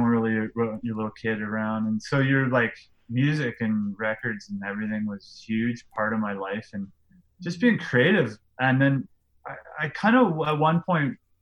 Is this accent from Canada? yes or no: yes; Lloydminster, Canada; I grew up in Lloydminster, which is on the border of Alberta and Saskatchewan.